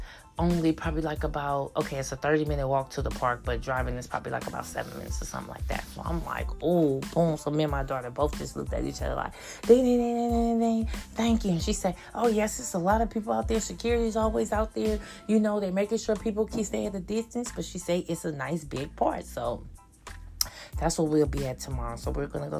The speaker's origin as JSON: {"language": "English", "town": "Oakland", "region": "California", "country": "United States", "said": "we're from Oakland, they from Oakland, born and raised in Oakland"}